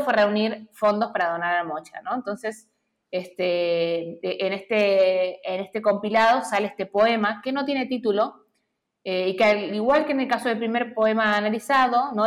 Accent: Santiago del Estero, Argentina; Yo soy hija también de Santiago del Estero

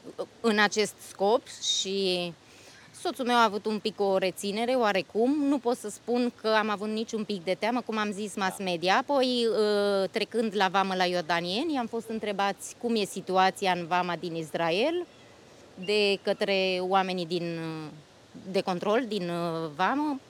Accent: Bucharest, Romania; moved away as an adult; now in Austria; româncă din București. Sunt stabilită de 10 ani în Austria

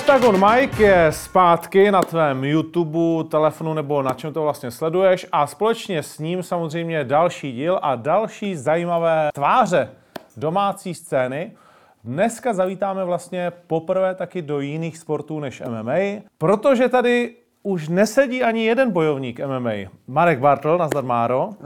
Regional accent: Ostrava, Moravian-Silesian Region, Czechia; já jsem Ostrák

